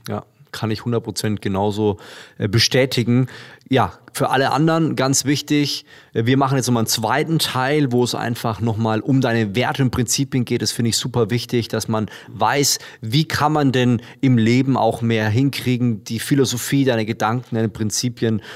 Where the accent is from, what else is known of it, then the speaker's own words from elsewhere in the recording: Würzburg, Bavaria, Germany; Würzburg, meine Heimat